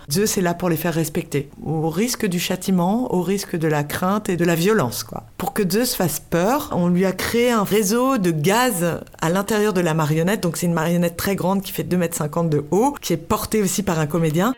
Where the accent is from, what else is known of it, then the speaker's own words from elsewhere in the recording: France; nous sommes français